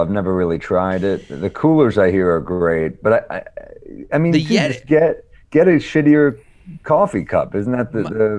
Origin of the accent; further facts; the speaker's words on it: New York City, New York, United States; as a New Yorker